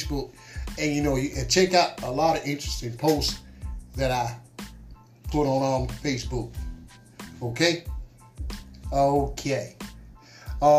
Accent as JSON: {"language": "English", "country": "United States", "tie": "born or raised there", "said": "my hometown folks right here in the Twin City"}